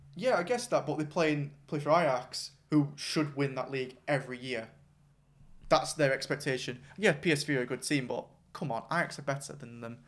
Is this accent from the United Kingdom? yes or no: yes; England, United Kingdom; we're English